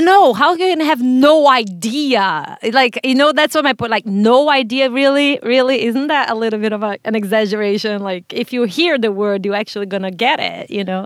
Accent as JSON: {"language": "English", "country": "Brazil", "tie": "born or raised there", "moved": "yes", "lives_now": "United States", "said": "I was born in Brazil, raised there"}